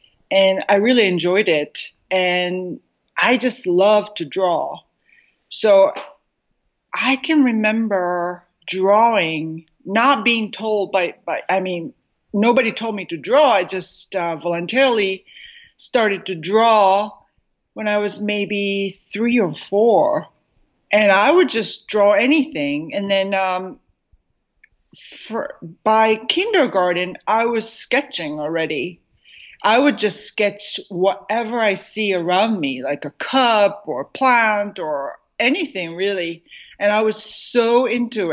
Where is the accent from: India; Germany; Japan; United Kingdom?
Japan; Tokyo; also born or lived in New York City, United States; now in Southern California, United States; growing up in Japan